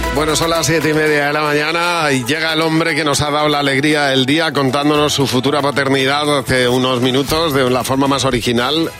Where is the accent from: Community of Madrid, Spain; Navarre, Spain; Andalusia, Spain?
Community of Madrid, Spain; Madrid; yo nací en Moratalaz, que las casas eran de 100 metros como mucho